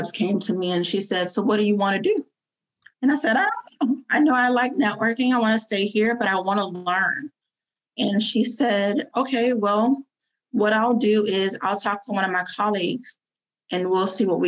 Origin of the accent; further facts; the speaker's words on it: Fort Lauderdale, Florida, United States; moved away as an adult; also born or lived in Northern Virginia; we're from Florida. My family's from Fort Lauderdale